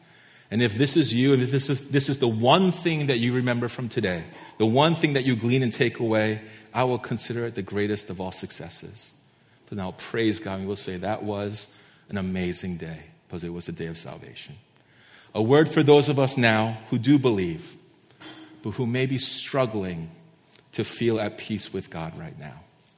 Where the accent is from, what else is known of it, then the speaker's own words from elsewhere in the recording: East Coast, United States; now in Santa Barbara, United States; many of you know I came from the East Coast and I absolutely hate the winter. I hate the snow. I hate cold weather.